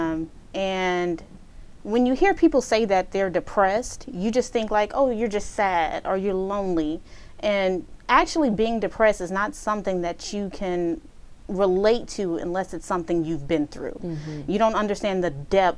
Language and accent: English; Houston, Texas, United States; I am from Houston, born and raised southwest side of Houston